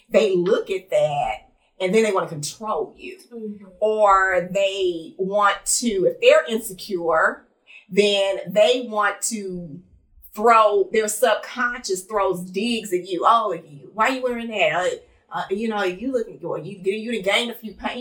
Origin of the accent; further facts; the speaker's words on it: Los Angeles, California, United States; I grew up in Los Angeles, California, land of the skinny and light skin